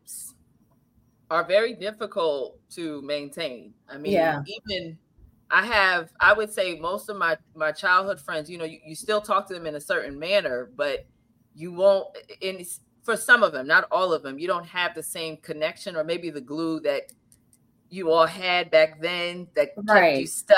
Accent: New Jersey, United States; we're both from New Jersey, born and raised in New Jersey

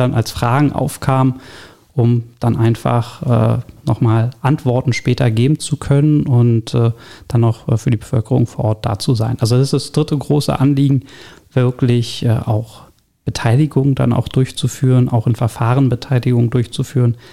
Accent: Berlin, Germany; gebürtiger Berliner, allerdings nicht hier im schönen Stege Zehlendorf geboren, sondern äh, komme aus dem Nordosten Berlins, aus Pankow

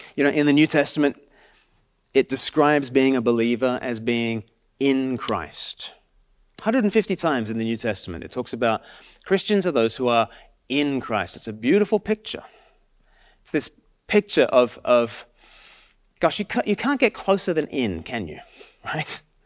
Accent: Australia; now in Sussex, United Kingdom; I'm from Australia

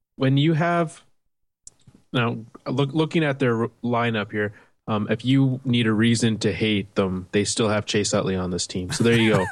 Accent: Canada; I'm a Canadian baseball fan

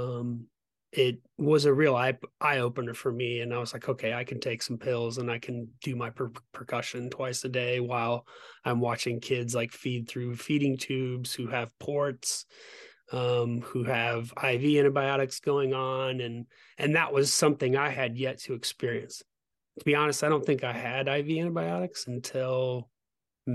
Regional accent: Omaha, Nebraska, United States; I was born in Omaha, Nebraska

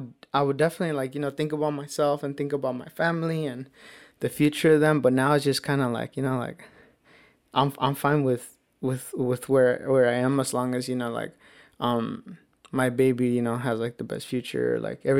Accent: Woodburn, Oregon, United States; growing up in Woodburn

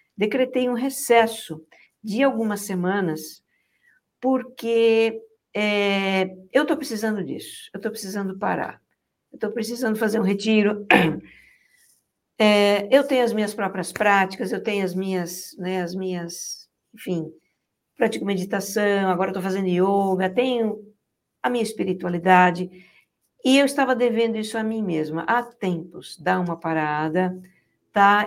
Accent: São Paulo, Brazil; moved away as an adult; a gente nasci em São Paulo, até que brinquei muito na rua também, muito nos matos, nos terrenos baldios lá

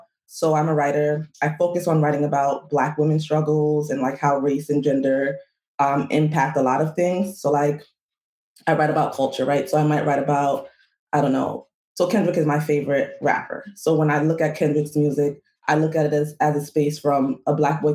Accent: New York City, New York, United States; I was born in the Bronx

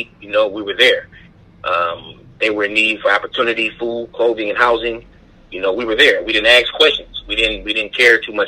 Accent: Oakland, California, United States; I was born and raised in Oakland, California

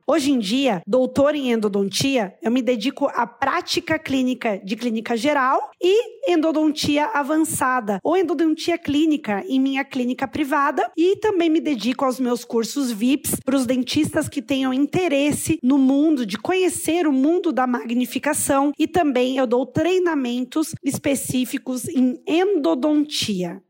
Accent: Rio do Sul, Santa Catarina, Brazil; also born or lived in Imbituba / Braço do Trombudo; eu sou natural de Rio do Sul

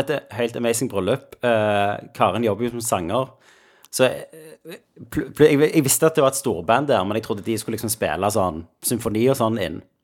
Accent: Sola, Rogaland, Norway; Sola, der vi kommer fra

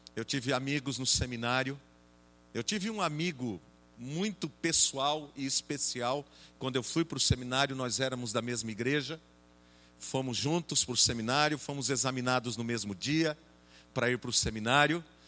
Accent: Jaú, São Paulo, Brazil; lá na igreja em Jaú, de onde eu sou

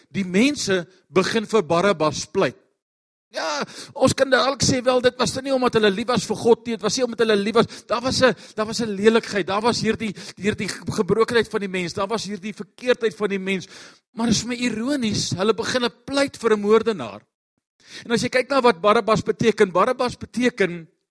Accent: Pretoria, Gauteng, South Africa; Ons kom van Pretoria af.

